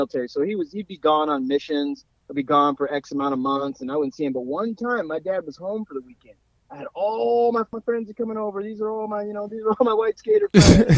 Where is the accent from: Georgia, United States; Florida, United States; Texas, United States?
Florida, United States; moved away; we're from Florida